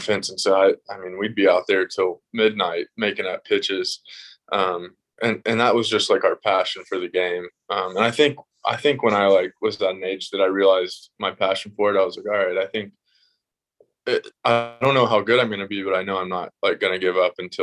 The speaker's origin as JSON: {"language": "English", "region": "Tennessee", "country": "United States", "tie": "born or raised there", "said": "I grew up in Tennessee"}